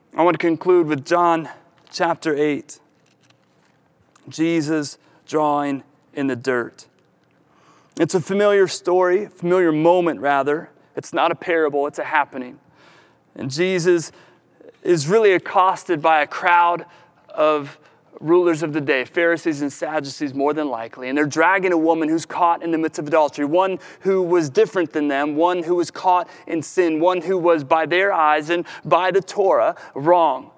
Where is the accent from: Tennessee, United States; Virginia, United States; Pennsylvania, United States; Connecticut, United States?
Virginia, United States; Williamsburg; I grew up here. I grew up in Williamsburg.